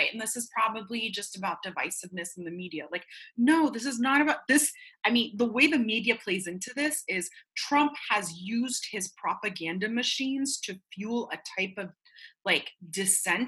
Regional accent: Medellin, Antioquia, Colombia; now in Florida, United States; I'm Colombian, right? And I remember at the height of violence, I'm from Medellin

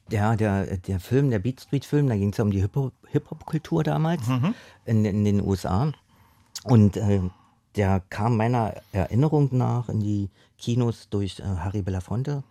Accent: Berlin, Germany; ich bin im, im, im Osten aufgewachsen

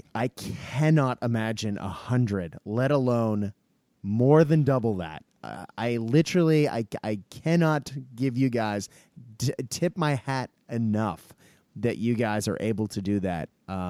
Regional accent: Australia; well, there's also that sort of, in essence, being Australian of element

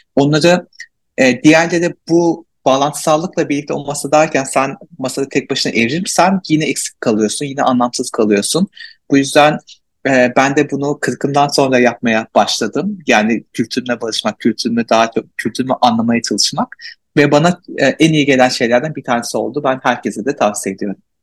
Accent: Malatya, Turkey; Malatyalıyım. Türkiye'de yaşıyorum.

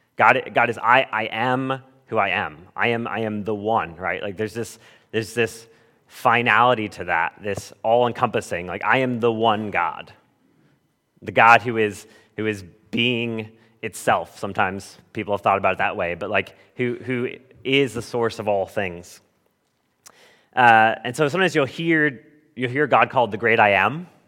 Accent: Southern California, United States; moved away; I grew up in Southern California where we hardly got rain ever.

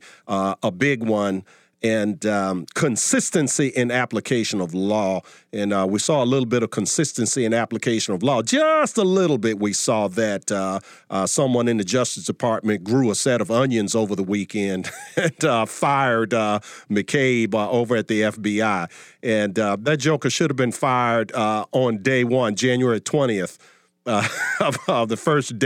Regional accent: Virginia, United States; my home state of Virginia

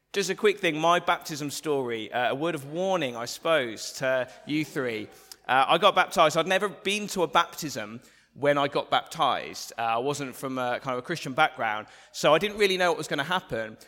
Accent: England, United Kingdom; the English, uh, of which I'm a proud member

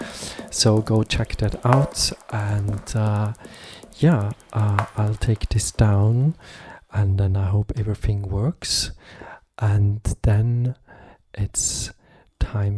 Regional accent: Graz, Styria, Austria; my hometown Graz

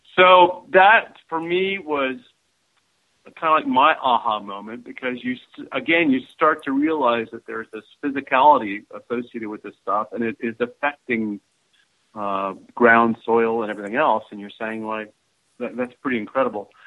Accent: Dayton, Ohio, United States; growing up in Dayton, Ohio

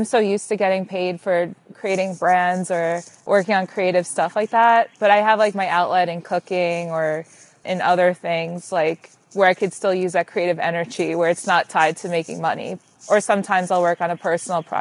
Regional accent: Long Island, New York, United States; I'm from Long Island.

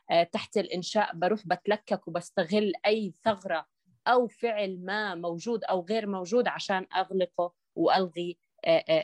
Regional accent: Jordan; بالنهايه نحن مواطنين اردنيين حاملين لارقام وطنيه

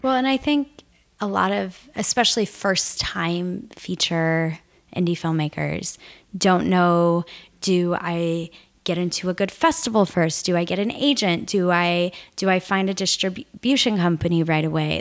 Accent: Nebraska, United States; I grew up in Nebraska

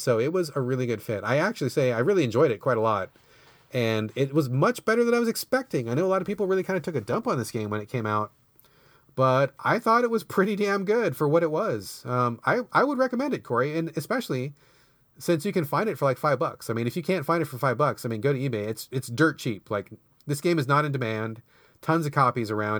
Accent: United States; I'm American

